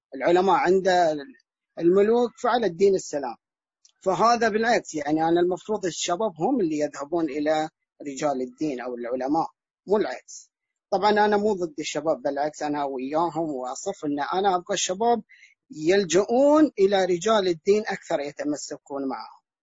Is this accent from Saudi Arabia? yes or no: yes; Al-Ahsa, Eastern Province, Saudi Arabia; انا الان من الاحساء من السعوديه